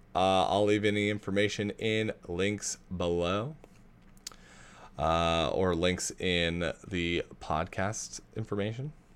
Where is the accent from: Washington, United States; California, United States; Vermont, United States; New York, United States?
Washington, United States; Spokane; Spokane, my hometown.